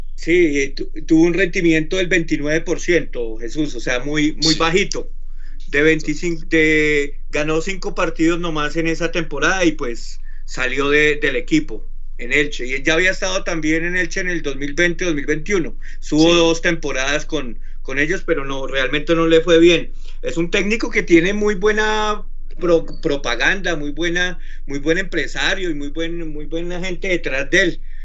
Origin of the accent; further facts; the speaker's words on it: Colombia; como colombiano